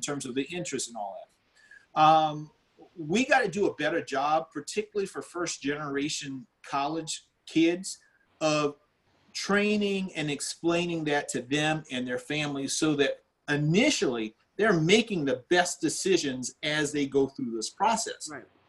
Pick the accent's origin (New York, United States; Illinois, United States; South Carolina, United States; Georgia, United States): South Carolina, United States; Orangeburg; I grew up here in South Carolina in, in, a town called Orangeburg